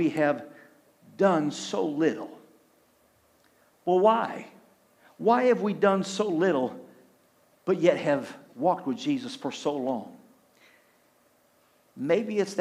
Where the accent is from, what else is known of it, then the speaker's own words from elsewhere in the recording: Clio, Michigan, United States; I grew up in Clio